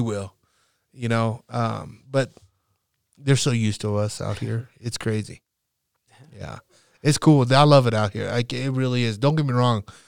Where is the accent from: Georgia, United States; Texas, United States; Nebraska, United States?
Nebraska, United States; I was a Nebraska kid